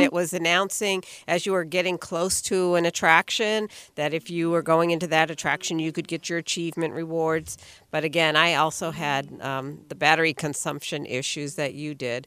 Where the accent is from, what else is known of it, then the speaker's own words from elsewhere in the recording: Florida, United States; I'm from Florida there